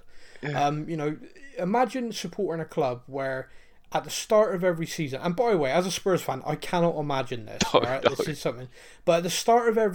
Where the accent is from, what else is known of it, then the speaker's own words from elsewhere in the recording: Bristol, South West England, United Kingdom; accent: West Country twang; as a Bristolian